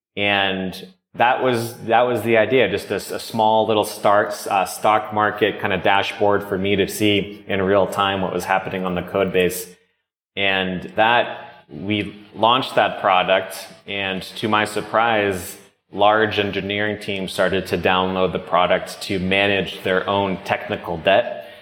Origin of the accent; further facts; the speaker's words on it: Norwell, Massachusetts, United States; moved away as an adult; also born or lived in Bogota, Colombia / Los Angeles / San Francisco; I grew up in uh, south of Boston, Massachusetts, about 20 minutes south in a town called Norwell